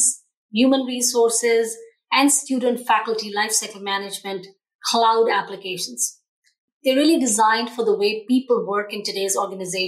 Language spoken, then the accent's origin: English; India; also born or lived in Australia / Chicago, United States; now in Seattle, United States; born in India, lived in Australia for over 10 years before moving to the United States.